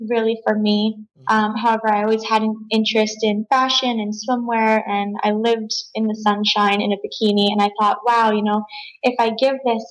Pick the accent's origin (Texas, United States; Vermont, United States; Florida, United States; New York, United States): Florida, United States; South; I grew up here in South Florida